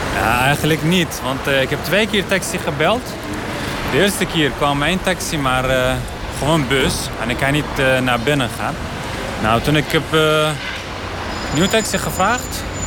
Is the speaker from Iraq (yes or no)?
yes; Iraqi Kurdistan, Kurdistan Region, Iraq; Dutch is a second language; now in Ter Apel, Netherlands; Ik ben uh, eh, …, Irakese afkomst